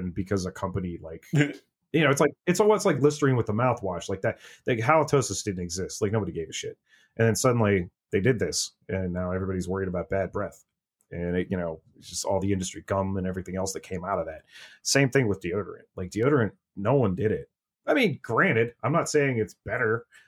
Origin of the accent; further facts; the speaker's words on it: Northeast Ohio, United States; I'm from Northeast Ohio